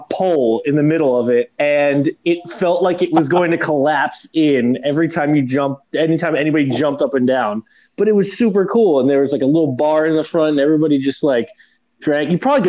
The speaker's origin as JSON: {"language": "English", "region": "New Jersey", "country": "United States", "said": "So I'm from New Jersey."}